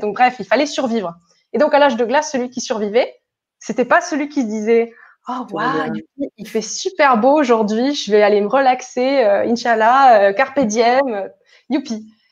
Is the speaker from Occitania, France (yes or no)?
yes; Toulouse, Occitania, France; now in Barcelona, Spain; moi je viens de Toulouse et je vis aujourd'hui à Barcelone.